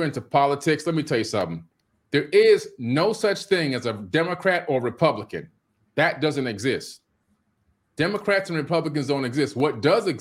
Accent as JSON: {"language": "English", "town": "Miami", "region": "Florida", "country": "United States", "tie": "born or raised there", "said": "when I was a little kid growing up in Miami"}